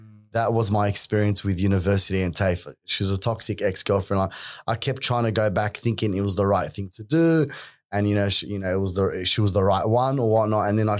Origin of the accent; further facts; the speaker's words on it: Sydney, New South Wales, Australia; growing up in Western Sydney at that time, You know, I went to an all Lebanese school.